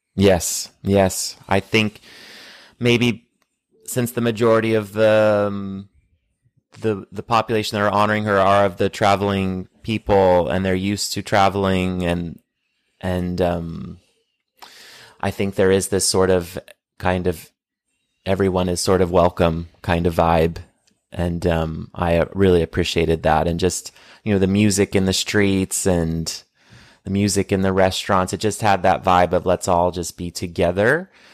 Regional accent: United States; growing up in the States

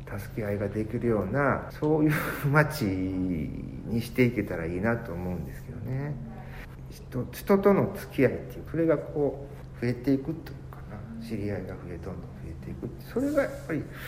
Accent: Kyoto, Japan; 私もやっぱりここで生まれ育った人間なので

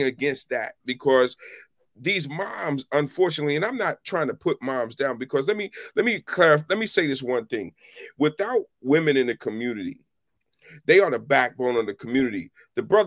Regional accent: Philadelphia, Pennsylvania, United States; now in Washington, D.C., United States; I grew up in West Philly

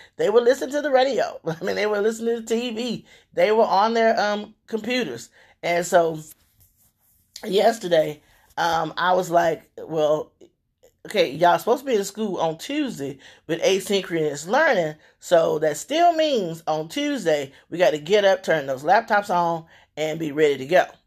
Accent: Louisiana, United States; moved away; I'm from Louisiana originally

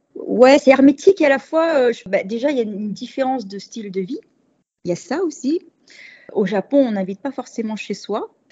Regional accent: Paris, Île-de-France, France; moved away as an adult; also born or lived in Switzerland; now in Yokohama, Japan; je viens de Paris. et tous les deux parisiens

